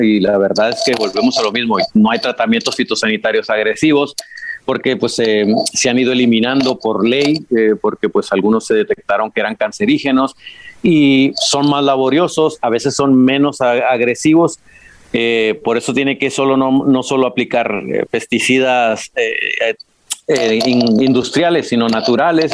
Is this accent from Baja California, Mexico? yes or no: yes; Baja California, Mexico; moved away as an adult; also born or lived in La Rioja, Spain; now in Spain; Yo soy de Baja California, como, como bien dices, ¿no? Mexicano